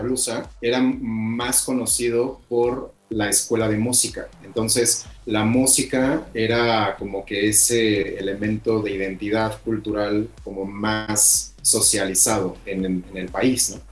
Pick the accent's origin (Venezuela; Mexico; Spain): Mexico; State of Mexico; moved away as an adult; also born or lived in Oaxaca; Yo soy originario del Estado de México y, me, mudé a Oaxaca